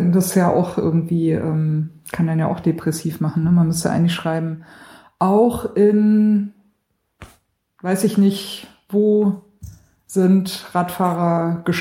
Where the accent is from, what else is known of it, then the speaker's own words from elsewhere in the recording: Baden-Württemberg, Germany; accent: Swabian; ja gut, ich komme aus Schwaben. Ich äh, sag der Butter und der Klo.